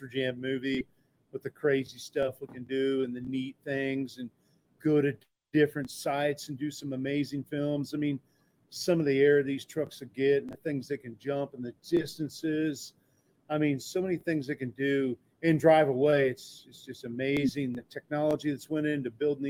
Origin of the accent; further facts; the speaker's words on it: Illinois, United States; I'm from Illinois there nearby